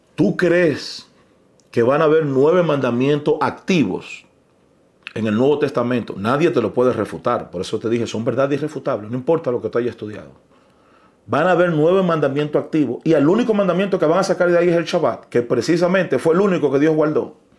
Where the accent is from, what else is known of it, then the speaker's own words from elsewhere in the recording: Dominican Republic; Yo soy dominicano.